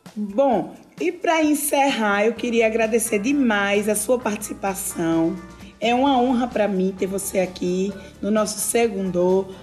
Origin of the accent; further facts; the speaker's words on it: Piranhas, Alagoas, Brazil; sou de Piranhas Velha